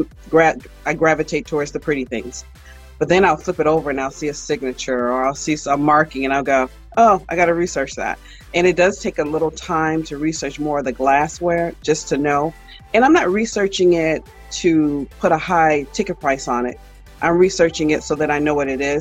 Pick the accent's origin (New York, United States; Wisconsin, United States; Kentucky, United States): New York, United States; Buffalo; moved away; I'm originally from Buffalo, New York.